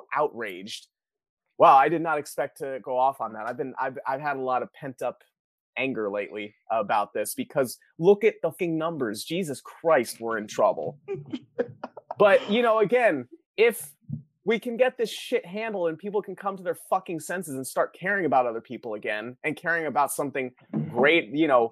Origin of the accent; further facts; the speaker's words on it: Florida, United States; I'm from Florida